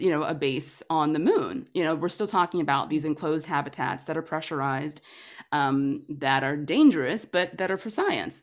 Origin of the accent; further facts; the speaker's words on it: Atlanta, Georgia, United States; moved away as an adult; now in Los Angeles, United States; I'm a Georgia girl. I'm from Atlanta, um, but moved to L A about ten years ago